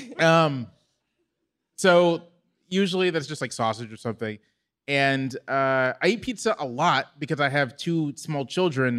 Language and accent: English; Virginia Beach, Virginia, United States; moved away; I grew up in Virginia